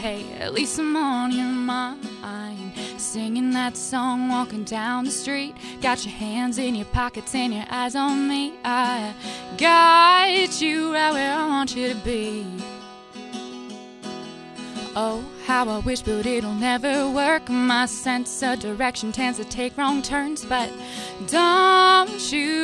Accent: Detroit Lakes, Minnesota, United States; I'm originally from Detroit Lakes

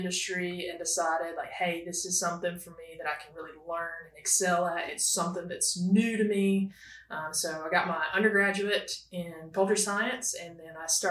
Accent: North Carolina, United States; now in Georgia, United States; I'm originally from North Carolina, where I grew up on a Christmas tree and beef cattle farm

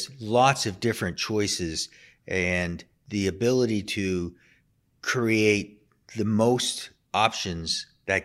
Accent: outside of Boston, Massachusetts, United States; moved away; also born or lived in Philadelphia; I grew up outside of Boston

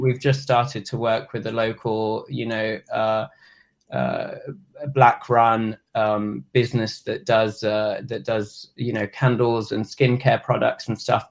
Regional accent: England, United Kingdom; moved away as an adult; now in Asheville, United States

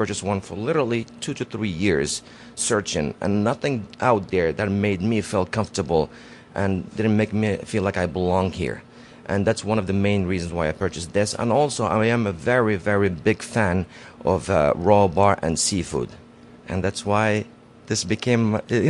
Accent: Morocco; moved away as an adult; also born or lived in Casablanca, Morocco; I grew up in Morocco up until I was 20 years old, and I moved over here.

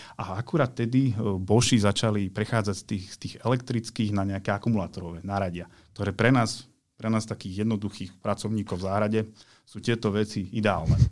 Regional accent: eastern Slovakia, Slovakia; u nás na východe, keď som vyrastal

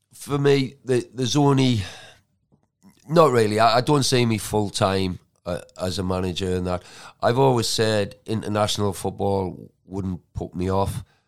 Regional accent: Geordie, North East England, United Kingdom; moved away; also born or lived in Manchester; I'm a Geordie

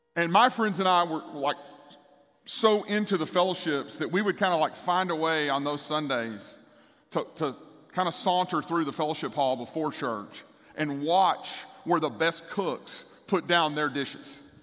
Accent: East Texas, United States; the church I grew up in in East Texas.

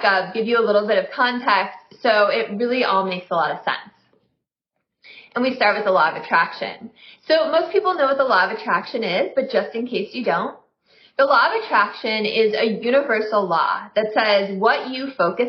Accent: Midwest, United States; I'm from the Midwest

